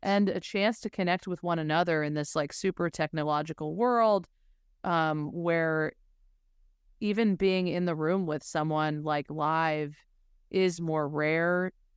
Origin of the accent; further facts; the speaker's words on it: Denver, Colorado, United States; also born or lived in Los Angeles / Nashville; now in New York, United States; I'm originally from Denver